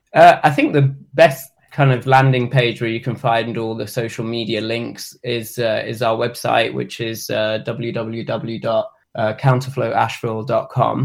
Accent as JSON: {"language": "English", "region": "England", "country": "United Kingdom", "moved": "as an adult", "lives_now": "Asheville, United States"}